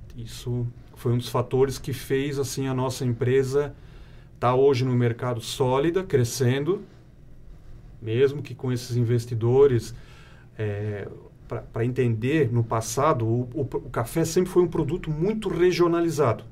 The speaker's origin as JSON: {"language": "Portuguese", "town": "Ibirama", "region": "Santa Catarina", "country": "Brazil", "tie": "born or raised there", "said": "Eu sou natural da cidade de Ibirama, uhum. né? moro atualmente em Ibirama também"}